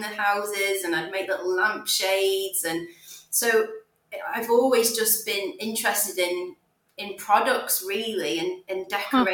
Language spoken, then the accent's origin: English; Stoke-on-Trent, West Midlands, United Kingdom; I am from the Midlands in a place called Stoke-on-Trent